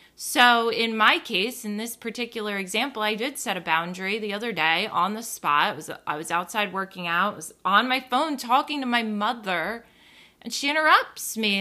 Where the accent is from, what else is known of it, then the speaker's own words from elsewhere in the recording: New Jersey, United States; growing up on the East Coast, growing up in New Jersey